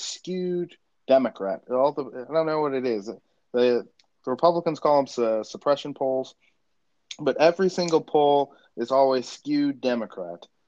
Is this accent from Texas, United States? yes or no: no; Florida, United States; my home state of Florida